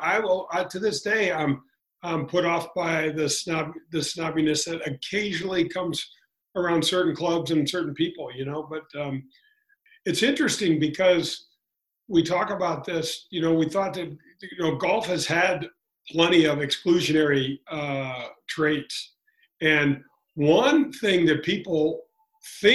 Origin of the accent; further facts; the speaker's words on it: St. Louis, Missouri, United States; I grew up in Glasgow Village.